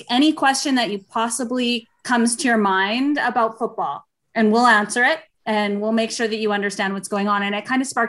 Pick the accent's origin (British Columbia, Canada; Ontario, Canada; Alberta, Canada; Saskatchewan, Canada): Saskatchewan, Canada; I grew up in Saskatchewan